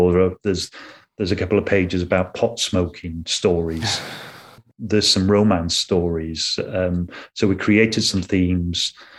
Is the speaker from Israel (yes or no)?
no; Canada; because obviously being Canadian, a lot of … stuff came in.